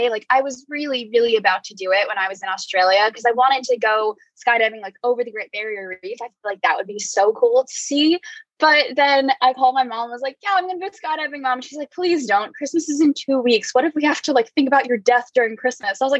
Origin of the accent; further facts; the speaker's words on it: East Coast, United States; now in West Coast, United States; I grew up on the East Coast and was more used to like seeing mostly Italian restaurants